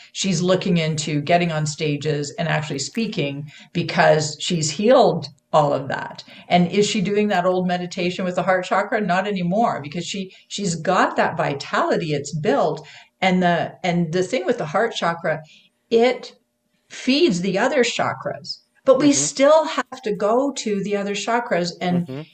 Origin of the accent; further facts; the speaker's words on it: Canada; now in United States; I'm a Canadian. I'm I am living in the U.S., but I'm a Canadian.